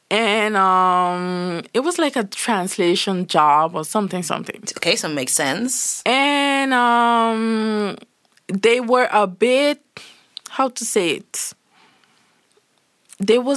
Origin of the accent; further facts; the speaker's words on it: St. Martin; I'm from Saint Martin. In Saint Martin, we speak French in English.